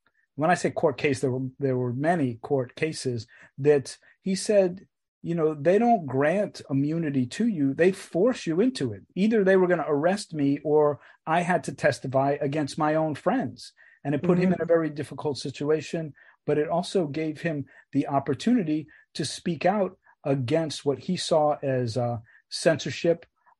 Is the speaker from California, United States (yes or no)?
no; New York City, New York, United States; we grew up in Queens, in New York City, and our father was very recognizable.